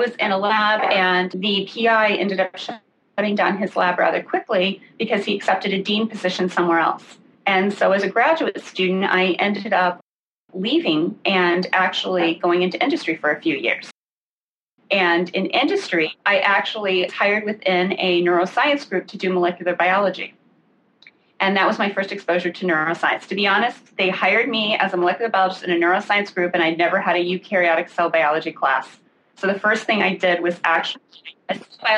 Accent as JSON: {"language": "English", "region": "Illinois", "country": "United States", "tie": "born or raised there", "said": "I grew up in the Midwest. I actually grew up in Illinois, a small town on a farm"}